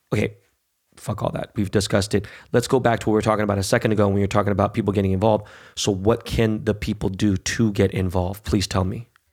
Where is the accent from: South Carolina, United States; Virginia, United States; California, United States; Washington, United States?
California, United States; Los Angeles; also born or lived in Beverly Hills / New York; growing up in Koreatown, growing up in the hood